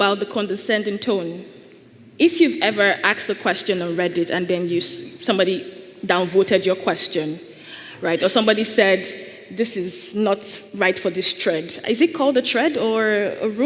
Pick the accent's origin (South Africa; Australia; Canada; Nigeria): Nigeria; I am Nigerian